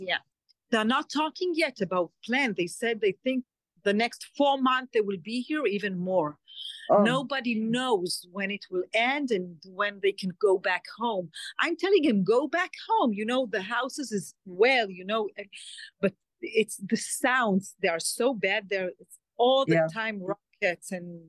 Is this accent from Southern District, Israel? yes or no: yes; Alumim, Southern District, Israel; born there; English is a second language; I was born in Kibbutz Elumim. It's a very small kibbutz right near the border with Gaza.